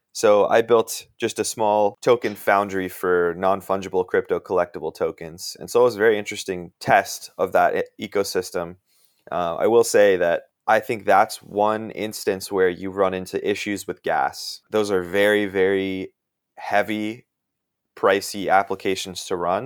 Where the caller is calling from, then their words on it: Washington, District of Columbia, United States; I'm calling in from the Washington, D C area.